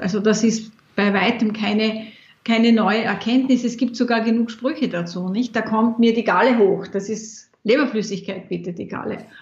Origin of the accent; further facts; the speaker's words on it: Austria; in meiner Kindheit war bei uns in Österreich